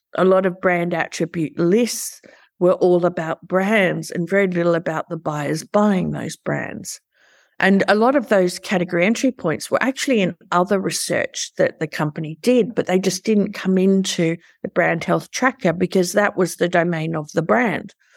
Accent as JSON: {"language": "English", "country": "Australia", "said": "I'm an Aussie and we're culturally ingrained to go for the underdog because we're a small country"}